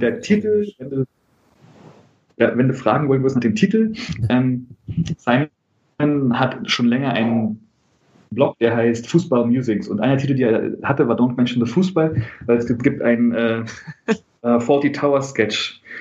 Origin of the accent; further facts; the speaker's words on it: Berlin, Germany; ich bin Berliner, Westberliner.